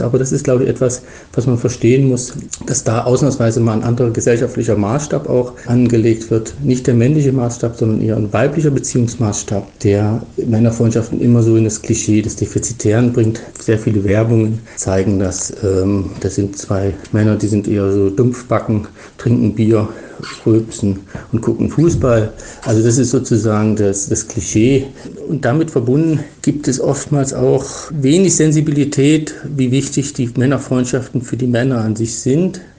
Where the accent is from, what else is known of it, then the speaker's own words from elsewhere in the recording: Germany; moved away as an adult; now in Switzerland; als Deutsche, der in die Schweiz emigriert ist seit vielen Jahren